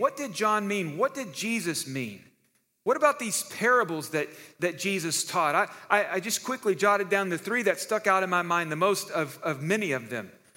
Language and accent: English; Texas, United States; moved away; now that I'm a Texan again